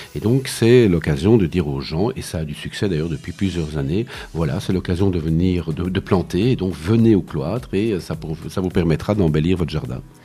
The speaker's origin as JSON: {"language": "French", "region": "Wallonia", "country": "Belgium", "said": "chez nous en Wallonie, en Belgique"}